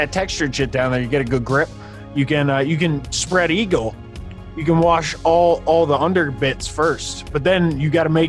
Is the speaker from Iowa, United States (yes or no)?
no; New York, United States; now in California, United States; in my home state of California, my current home state, New York will always kind of have a special place